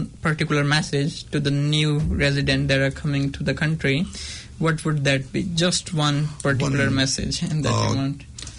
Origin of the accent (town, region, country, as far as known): Pakistan; English is a second language; moved away as an adult; also born or lived in Thailand; now in New Zealand